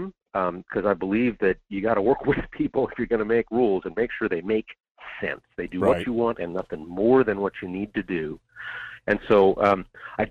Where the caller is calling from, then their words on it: Juneau, Alaska, United States; calling from Juneau